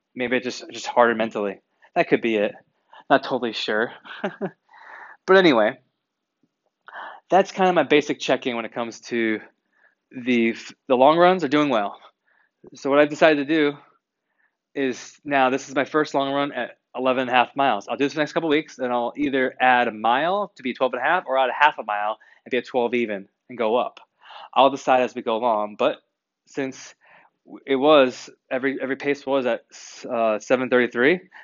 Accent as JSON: {"language": "English", "region": "New England", "country": "United States", "tie": "born or raised there", "said": "I grew up in New England"}